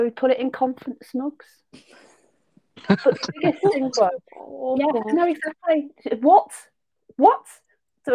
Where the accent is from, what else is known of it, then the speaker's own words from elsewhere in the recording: Southport, North West England, United Kingdom; accent: Lancashire; So I'm from Southport originally. So I'm a Merseyside girl with a Lancashire accent